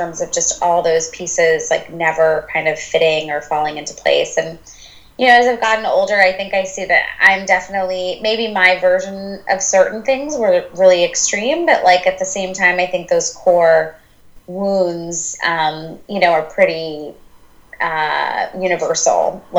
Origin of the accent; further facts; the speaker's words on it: India; And, I'm Indian and I grew up in a home where everything, my parents are the most amazing